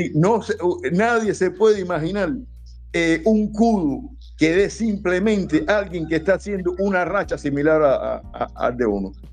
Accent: Isla de la Juventud, Cuba; moved away as an adult; also born or lived in Matanzas; now in Havana, Cuba; soy natural de Matanza, pero casi toda mi vida la eché allá en, la isla de la juventud.

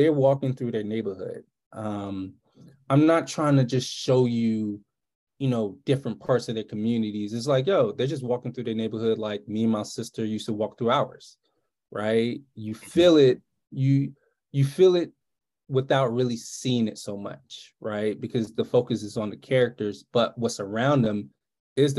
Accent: Decatur, Georgia, United States; I grew up in Decatur, Georgia, about 15, 20 minutes outside of Atlanta, Georgia

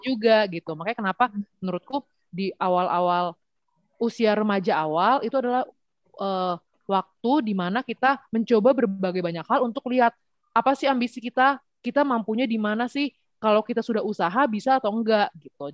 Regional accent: Indonesia; moved away; aku memang lahir dan besar di Indonesia tapi dari kecil tuh masuknya tuh sekolah internasional

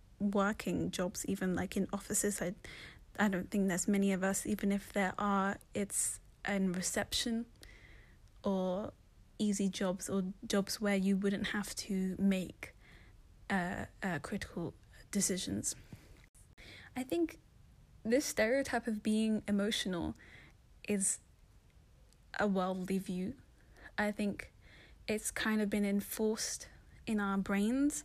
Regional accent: London, United Kingdom; I was born in London, but my parents are from Somalia, so I'm Somali.

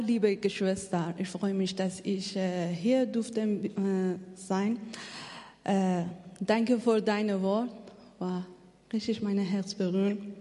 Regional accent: Afghanistan; German is a second language; moved away as an adult; now in Germany; Ich komme aus Afghanistan

